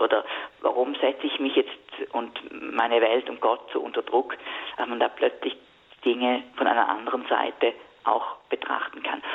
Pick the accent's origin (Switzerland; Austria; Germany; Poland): Switzerland; bei uns in der Schweiz damals so sehr jung gefirmt. Ich glaube, ich war da zwölf